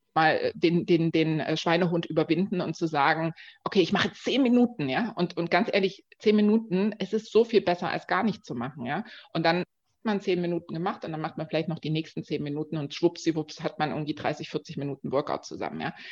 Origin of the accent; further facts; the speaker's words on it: Dresden, Saxony, Germany; now in Berlin, Germany; ich komme ganz ursprünglich aus Dresden, lebe jetzt aber schon ganz lange in Berlin